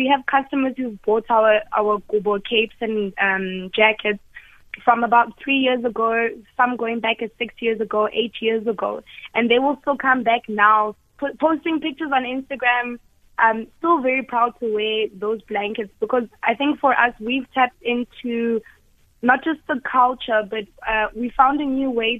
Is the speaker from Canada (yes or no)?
no; Lesotho; I was born in Lesotho.